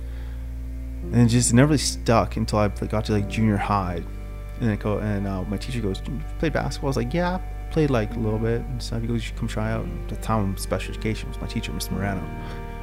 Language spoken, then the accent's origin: English; St. Albert, Alberta, Canada; I always wanted to play hockey growing up in St. Albert